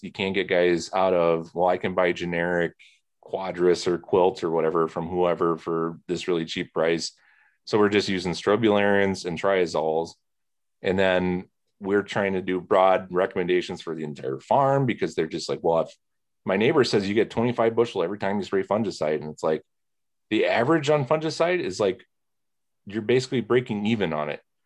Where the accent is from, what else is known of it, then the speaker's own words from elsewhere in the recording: Plymouth, Indiana, United States; moved away as an adult; now in Wisconsin, United States; I grew up near Plymouth, Indiana